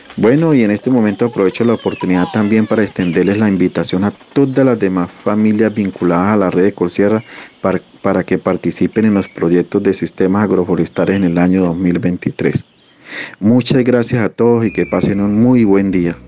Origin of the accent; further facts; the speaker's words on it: Colombia; Nací y fui criado en la Sierra Nevada de Santa Marta, hijo de caficultor